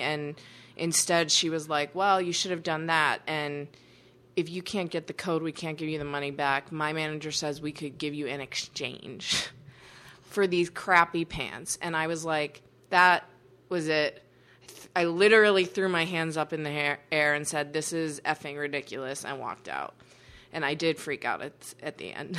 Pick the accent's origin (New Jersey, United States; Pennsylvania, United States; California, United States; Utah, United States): Pennsylvania, United States; Pittsburgh; I grew up in Pittsburgh